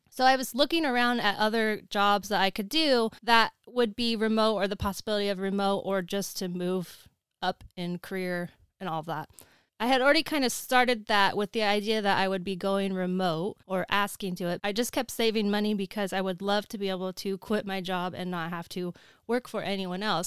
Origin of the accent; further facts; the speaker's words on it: Oregon, United States; moved away as an adult; also born or lived in Los Angeles; I'm originally from Oregon, but I moved down there for college and ended up staying